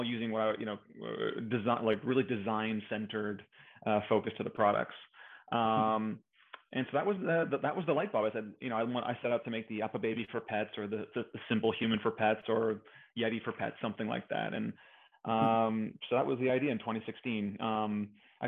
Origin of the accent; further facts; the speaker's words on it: Montreal, Quebec, Canada; So I'm from Canada. I grew up in Montreal